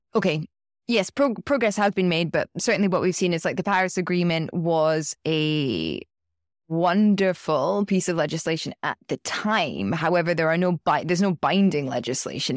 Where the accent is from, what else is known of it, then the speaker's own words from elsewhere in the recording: United Kingdom; I'm speaking as a British citizen